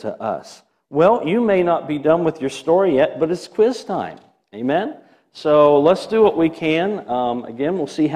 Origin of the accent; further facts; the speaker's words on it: Milford, United States; I'm from Milford.